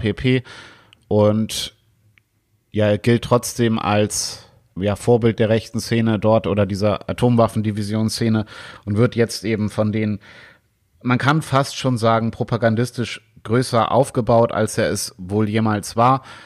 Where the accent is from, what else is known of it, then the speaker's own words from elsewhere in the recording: Germany; bei uns in Deutschland